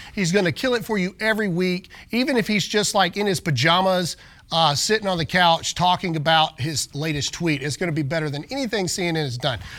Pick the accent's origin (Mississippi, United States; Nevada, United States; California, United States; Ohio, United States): Mississippi, United States; I am from Mississippi